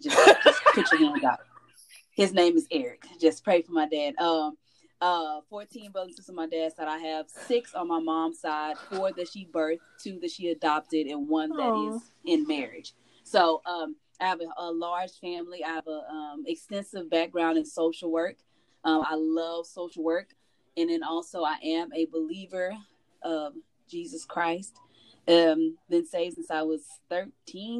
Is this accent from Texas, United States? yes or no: yes; Houston, Texas, United States; moved away as an adult; now in Salisbury, United States; I was born in Houston, Texas